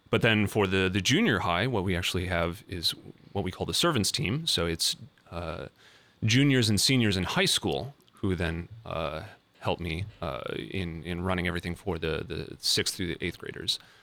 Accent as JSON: {"language": "English", "town": "Fargo", "region": "North Dakota", "country": "United States", "tie": "born or raised there", "moved": "as an adult", "lives_now": "Columbus, United States", "said": "I'm originally from Fargo, North Dakota."}